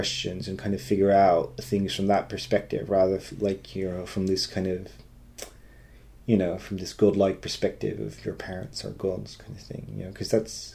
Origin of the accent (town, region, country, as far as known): Netherlands; born or raised there; English is a second language; moved away